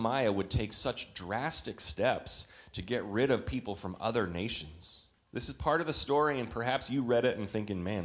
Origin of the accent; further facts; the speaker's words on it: Canada; When I was a boy growing up in Canada